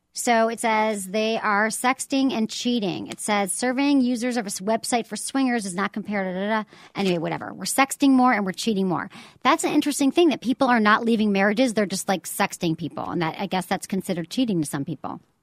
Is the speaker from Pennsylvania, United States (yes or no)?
no; Michigan, United States; now in San Francisco, United States; I am very much a Michigan person